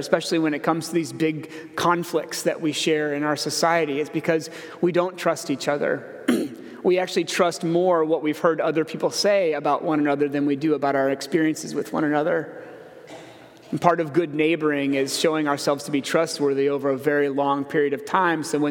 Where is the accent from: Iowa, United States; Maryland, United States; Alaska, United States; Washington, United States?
Iowa, United States; I grew up in Iowa